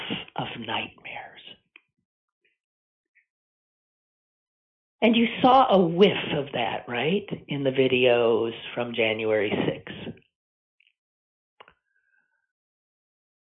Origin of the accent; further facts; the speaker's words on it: Green Bay, Wisconsin, United States; moved away as an adult; I grew up in Green Bay, Wisconsin